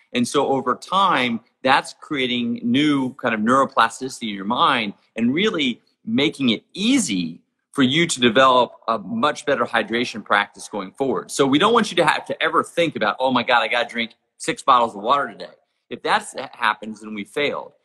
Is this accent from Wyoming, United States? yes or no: yes; Jackson Hole, Wyoming, United States; my hometown of Jackson Hole, Wyoming